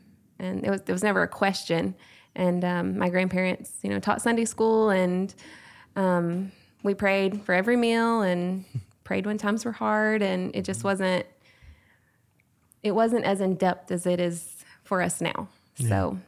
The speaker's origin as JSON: {"language": "English", "town": "Longview", "region": "Texas", "country": "United States", "said": "I'm from the Longview-Hallsville area."}